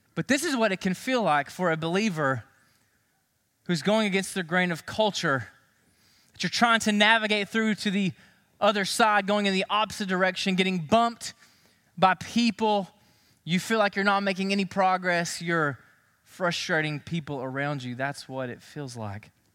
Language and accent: English; Knoxville, Tennessee, United States; I grew up in Knoxville, Tennessee